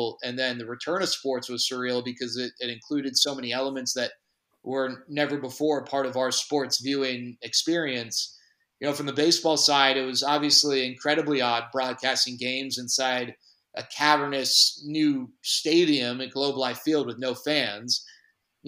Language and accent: English; Dallas, Texas, United States; born or raised there; moved away as an adult; also born or lived in Los Angeles, United States